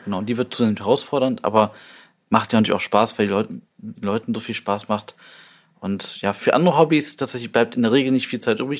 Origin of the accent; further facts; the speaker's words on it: Düsseldorf, North Rhine-Westphalia, Germany; als Düsseldorfer